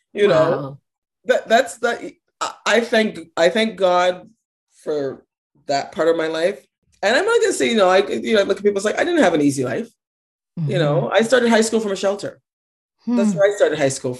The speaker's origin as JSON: {"language": "English", "town": "Toronto", "region": "Ontario", "country": "Canada", "tie": "born or raised there", "said": "we grew up on Ontario Housing, and I lived at Don Mills and Finch"}